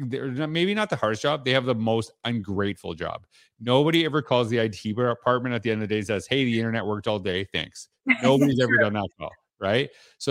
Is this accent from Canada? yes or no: yes; Canada; So, you know, I grew up in Canada, so teachers didn't wear that.